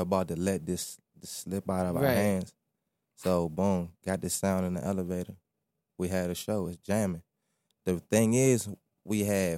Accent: Silver Spring, Maryland, United States; also born or lived in Prince George's County, Maryland; I was from Silver Spring, excuse me, but I lived in PG

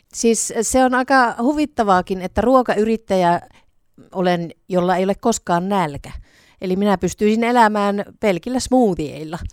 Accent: Savonia, Finland; also born or lived in Greece; now in Kuopio, Finland; olen ihan oikea savolainen

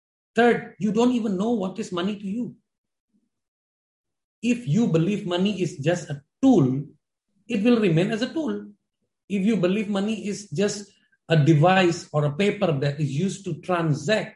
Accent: India; now in Jakarta, Indonesia; I'm an Indian based in Indonesia, Jakarta, but I have a broken Hindi

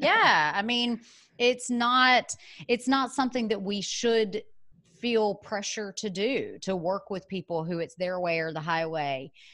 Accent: Birmingham, Alabama, United States; moved away as an adult; also born or lived in San Francisco; I was born in Birmingham, Alabama, went to school there, got my undergraduate degree

